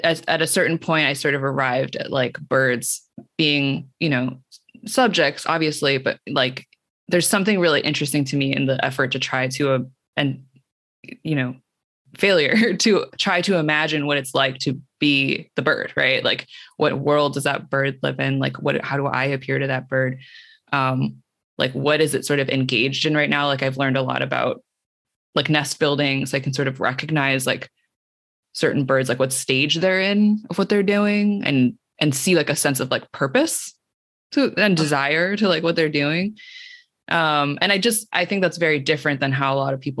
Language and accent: English; Cupertino, California, United States; I was on the border of Cupertino and San Jose, which is not super far from San Francisco, but very different. It's the suburbs